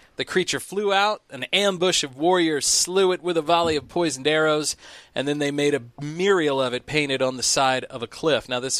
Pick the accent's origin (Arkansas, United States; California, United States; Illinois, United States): Illinois, United States; Fillmore; I'm from Fillmore, Illinois, which is about an hour outside of Piasaw, and it's pronounced Piasaw.